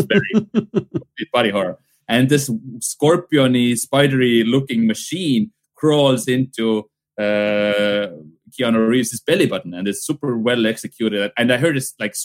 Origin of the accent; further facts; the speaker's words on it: Pärnu County, Estonia; English is a second language; Pärnumaa cinema, which is from my hometown, from my childhood